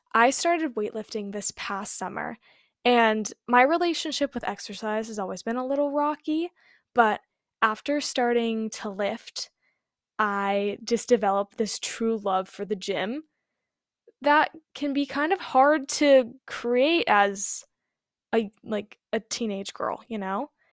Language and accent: English; California, United States; I was born and raised in California